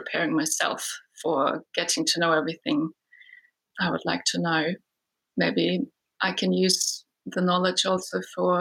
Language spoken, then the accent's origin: English; Germany; moved away as an adult; now in New Zealand; I live in New Zealand, but I was originally born and raised in Germany